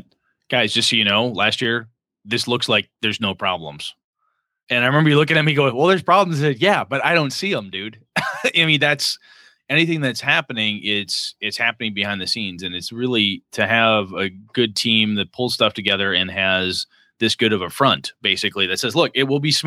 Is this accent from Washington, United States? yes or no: no; Wausau, Wisconsin, United States; moved away; my hometown of Wausau